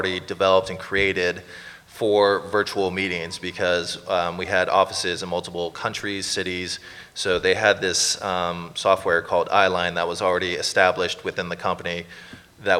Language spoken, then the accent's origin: English; Los Angeles, California, United States; moved away as an adult; now in Canada; I lived in LA my entire life